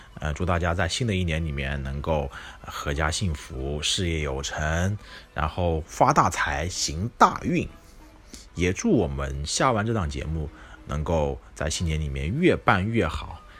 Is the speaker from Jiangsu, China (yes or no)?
yes; a small county town in northern Jiangsu, China; 我是一名来自苏北五线小县城的 I T 屌丝男